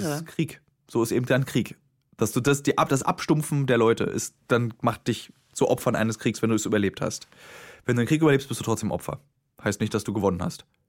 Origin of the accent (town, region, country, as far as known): Berlin, Germany; born or raised there